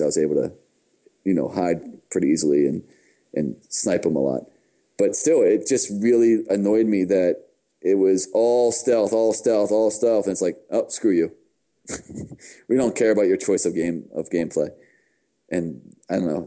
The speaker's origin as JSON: {"language": "English", "country": "United States", "said": "I'm from America."}